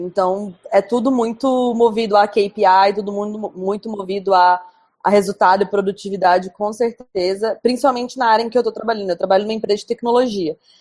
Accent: Goiânia, Goiás, Brazil; moved away as an adult; now in India; Eu sou de Goiânia, que é uma cidade quente

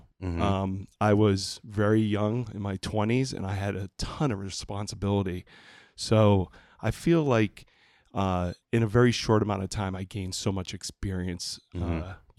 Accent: New Hampshire, United States; also born or lived in Lowell, Massachusetts / Chelmsford, Massachusetts / Puerto Rico; And me and my brother, we grew up there for 5 years. And then we got transferred back to New Hampshire, which I've been, you know, a New Hampshire native

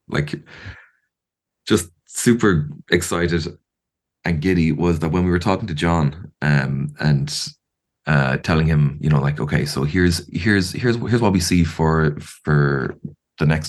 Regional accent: Ireland; I'm an Irish person

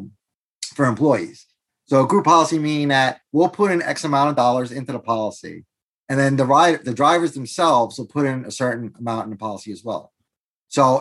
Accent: New York City, New York, United States; moved away as an adult; also born or lived in Brazil; now in Pennsylvania, United States; I'm originally from New York, raised in New York City, originally from Brazil

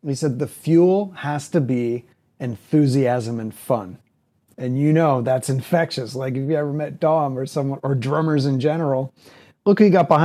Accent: Barrie, Ontario, Canada; I grew up in Barrie, which was a small town, and I grew up there just north of Toronto.

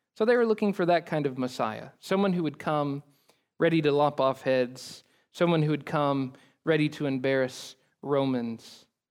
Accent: Oklahoma, United States; I'm from Oklahoma

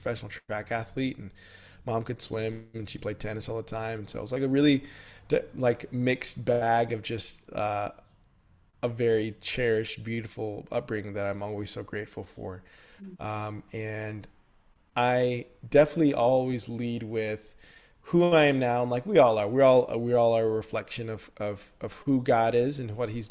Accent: San Antonio, Texas, United States; moved away as an adult; also born or lived in Dallas, Texas / Houston, Texas; now in Nashville, United States; grew up in San Antonio, Texas

